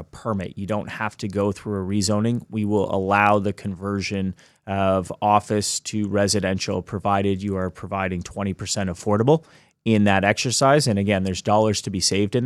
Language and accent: English; Hamilton, Ontario, Canada; now in Toronto, Canada; I grew up in Hamilton